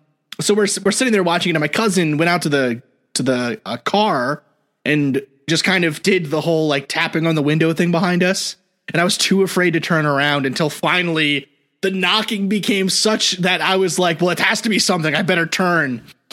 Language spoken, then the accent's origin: English; New York City, New York, United States; but I grew up in New York City. So like anything with trees is rural for me, you know?